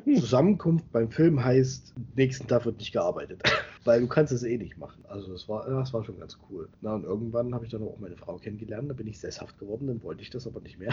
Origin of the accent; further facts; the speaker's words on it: Central Germany, Germany; moved away as an adult; also born or lived in Thuringia; now in Bavaria, Germany; ich komme aus Mitteldeutschland